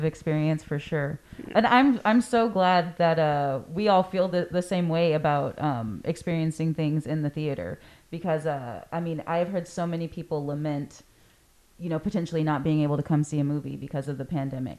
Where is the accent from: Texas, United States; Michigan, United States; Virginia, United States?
Texas, United States; Corpus Christi; I am born and raised in Corpus